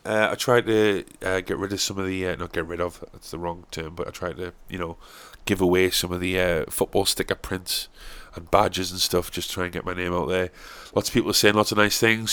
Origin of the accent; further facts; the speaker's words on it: South Shields, North East England, United Kingdom; I'm from South Shields